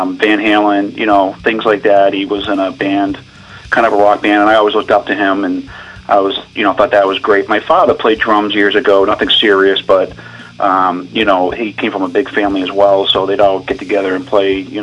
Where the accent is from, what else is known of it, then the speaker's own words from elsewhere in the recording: Fitchburg, Massachusetts, United States; I'm from Fitchburg, Mass.